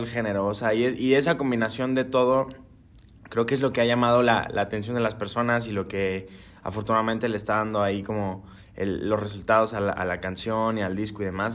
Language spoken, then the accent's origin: Spanish; Guadalajara, Jalisco, Mexico; Feliz de estar acá en mi tierra